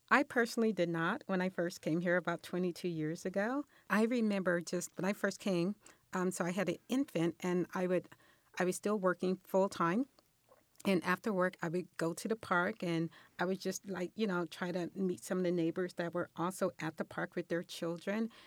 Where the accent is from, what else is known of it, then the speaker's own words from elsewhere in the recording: Los Angeles, California, United States; moved away as an adult; now in Irvine, United States; I grew up in Los Angeles, and I um, once I got married, um, we moved here to Orange County and um, in Irvine for the last 22 years.